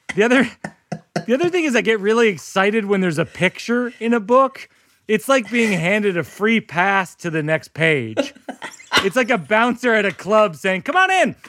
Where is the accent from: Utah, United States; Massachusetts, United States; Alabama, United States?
Massachusetts, United States; hometown of Sam Adams beer; It's my hometown beer.